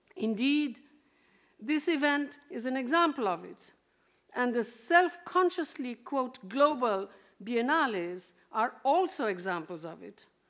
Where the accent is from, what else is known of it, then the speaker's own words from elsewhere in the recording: Kolkata, West Bengal, India; I'm Indian